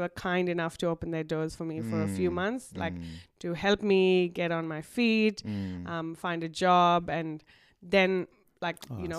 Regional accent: India; now in Australia; So it's always been a dream for my family and me to move to Australia for a better life. Because in India, we're minorities.

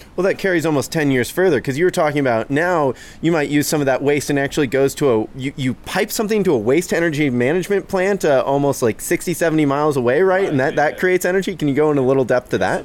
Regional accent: Seattle, Washington, United States; a third generation Seattleite

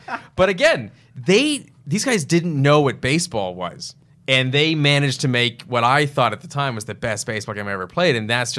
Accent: Texas, United States; I'm from Texas.

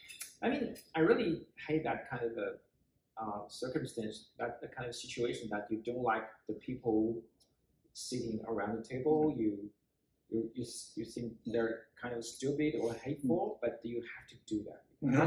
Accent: Beijing, China; moved away as an adult; also born or lived in Shanghai / France; now in Montreal, Canada; I was born in Beijing.

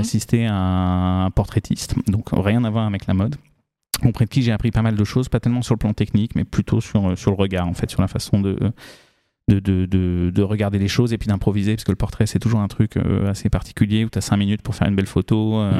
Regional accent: France; also born or lived in New Caledonia; j'ai grandi pour partie sur un voilier, donc sur un bateau, et puis pour le reste dans les Pyrénées

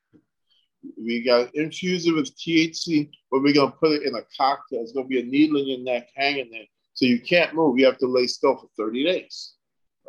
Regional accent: U.S. Virgin Islands; now in United States; I'm from the Caribbean, right? St. Thomas, you know, down by Puerto Rico

